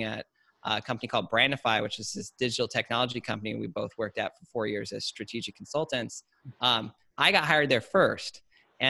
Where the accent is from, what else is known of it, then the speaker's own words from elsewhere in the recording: Orange County / Menifee, Temecula, Murrieta, California, United States; we originally started here in Orange County, La Mirada, Fullerton, kind of in and around that area. And then we moved out to like the Menifee, Temecula, Marietta area of kind of middle school into high school.